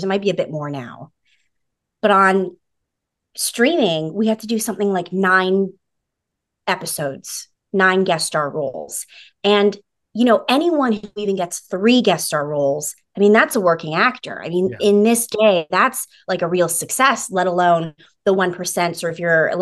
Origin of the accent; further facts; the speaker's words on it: British Columbia, Canada; moved away as an adult; now in Los Angeles, United States; I'm an actor from British Columbia, Canada, and I've been living in LA for the last 7 years